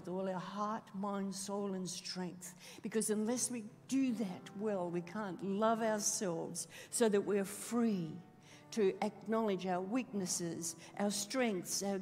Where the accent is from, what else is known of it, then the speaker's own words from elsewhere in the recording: Australia; being Australian